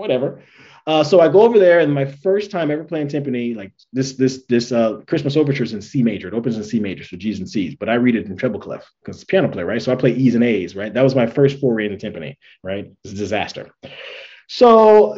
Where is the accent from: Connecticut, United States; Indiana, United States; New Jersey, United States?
Indiana, United States; Gary; growing up in Gary, which is very stereotypical